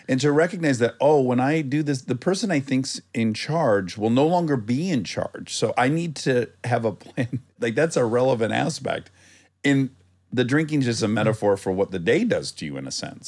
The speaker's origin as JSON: {"language": "English", "region": "Michigan", "country": "United States", "moved": "yes", "said": "I'm from Michigan"}